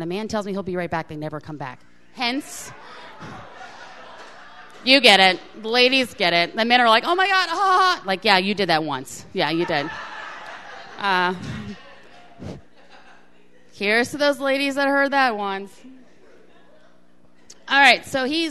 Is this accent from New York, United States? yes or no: no; Florida, United States; I'm from Florida